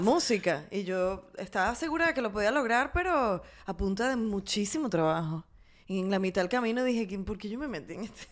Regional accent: Venezuela; en mi país o en mi entorno venezolano

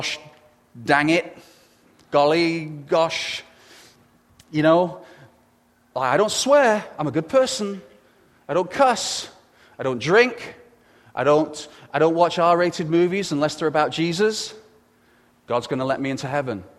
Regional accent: England, United Kingdom; being English

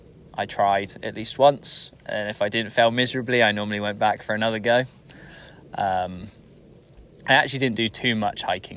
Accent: South West England, United Kingdom; moved away as an adult; also born or lived in Bristol; I'm from the UK, England, southwest specifically. Spent most of my life down there in a nice little bubble down on the coast, pretty much. I left Bristol, which is a city down there

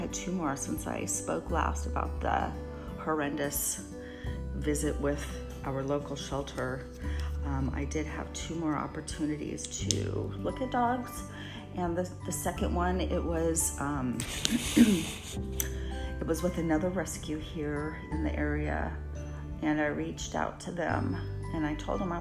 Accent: California, United States; I was born and raised in California

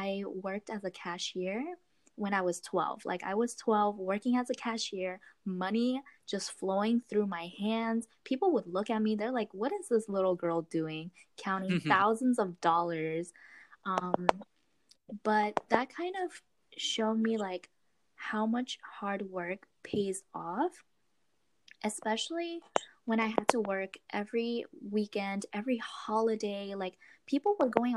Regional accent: Florida, United States; also born or lived in Queens, New York; I was born in New York, Queens, actually. So I moved to Florida when I was 7.

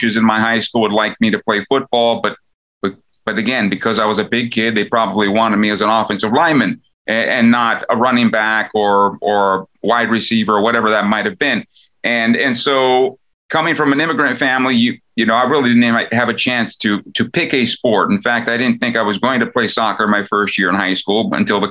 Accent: San Diego, California, United States; my hometown of San Diego

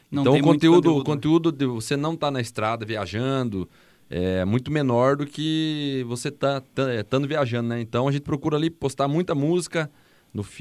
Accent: Goiânia, Goiás, Brazil; now in Curitiba, Brazil; Desde que eu vim de Goiânia para Curitiba

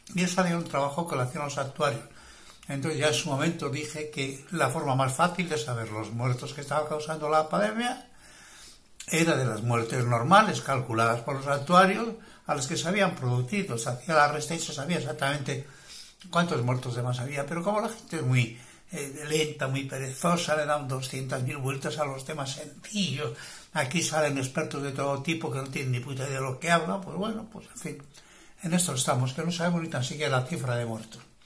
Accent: Bilbao, Basque Country, Spain; now in Marbella, Spain; aunque me origen desde del norte de España, soy bilbaíno

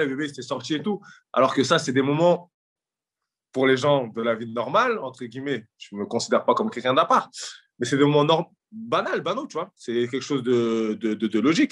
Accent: Drancy, Île-de-France, France; à mon arrivée à Drancy, que je reviens dans le cocon familial

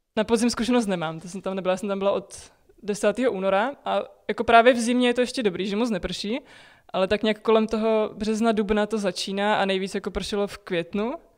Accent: Czechia

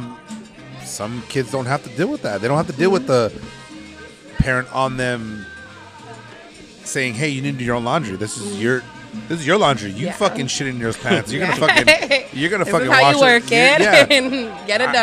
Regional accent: Pico Rivera, California, United States; we're just kids from Pico.

